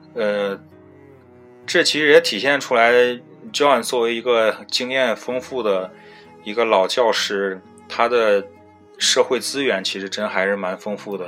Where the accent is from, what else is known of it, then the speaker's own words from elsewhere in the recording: China; moved away as an adult; now in United Kingdom; 我们是中国人